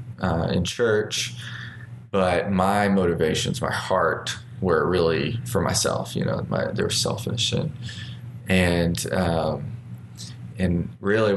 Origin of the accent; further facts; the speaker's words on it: Arkansas, United States; I born and raised in Arkansas, and what seems kind of like a pretty ordinary but difficult childhood, and just with growing up in small town Arkansas.